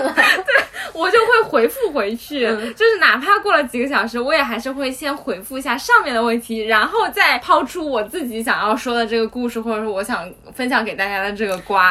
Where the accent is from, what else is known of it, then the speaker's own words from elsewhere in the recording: Shanghai, China; 我从小在上海长大的